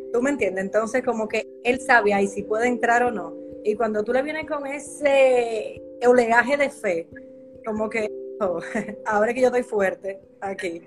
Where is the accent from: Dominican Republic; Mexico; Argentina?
Dominican Republic; yo soy dominicana también